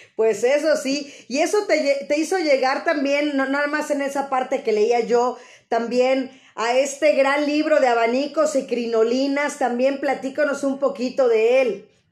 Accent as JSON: {"language": "Spanish", "country": "Mexico", "said": "sentirnos nosotros como mexicanos"}